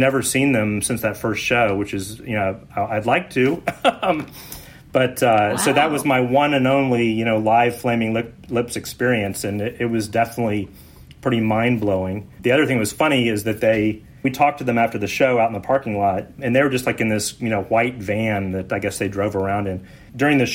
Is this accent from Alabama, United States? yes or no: no; Houston, Texas, United States; we grew up in Houston